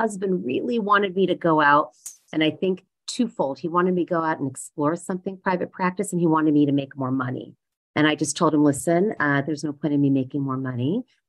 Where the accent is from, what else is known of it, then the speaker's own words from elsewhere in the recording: India; even though I'm Indian, I think I lacked that business gene, haggling gene quite a bit.